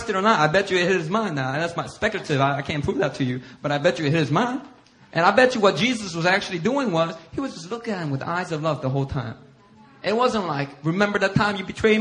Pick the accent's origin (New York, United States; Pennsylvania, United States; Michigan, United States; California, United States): Pennsylvania, United States; Philadelphia; I grew up in Philly